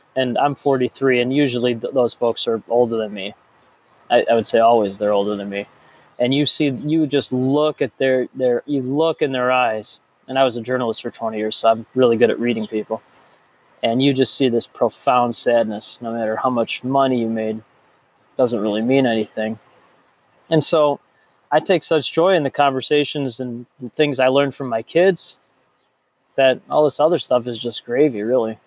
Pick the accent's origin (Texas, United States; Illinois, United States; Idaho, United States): Illinois, United States; Chicago; I grew up in the North Shore of Chicago